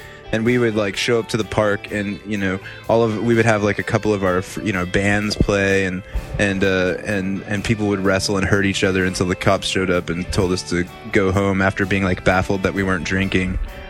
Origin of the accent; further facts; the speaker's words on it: Grand Prairie, Texas, United States; growing up in a little small town called Grand Prairie, Texas